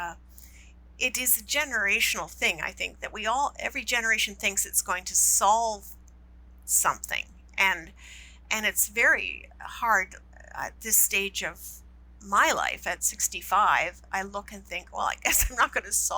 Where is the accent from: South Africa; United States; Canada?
Canada; I love being Canadian